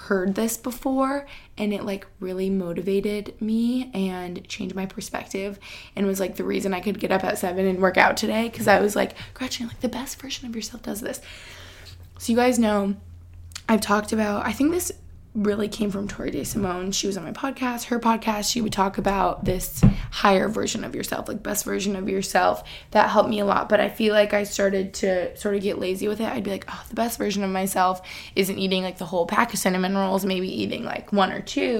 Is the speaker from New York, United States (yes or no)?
yes; Albany, New York, United States; also born or lived in Boston; now in Pennsylvania, United States; where I grew up in Albany